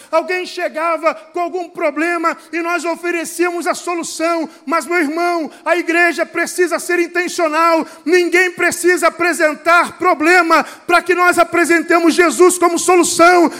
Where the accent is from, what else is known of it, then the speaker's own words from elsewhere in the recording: Rio de Janeiro, Brazil; eu sou lá do Rio de Janeiro, o sotaque também acusa